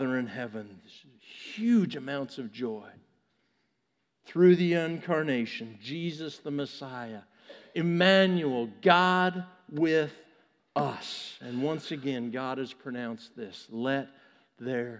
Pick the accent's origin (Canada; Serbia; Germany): Canada; Vancouver, British Columbia; now in United States; when the Olympics were in my hometown in 2010